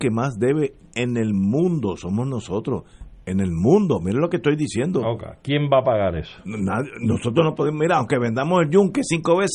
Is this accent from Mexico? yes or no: no; Puerto Rico; somos nosotros, los puertorriqueños.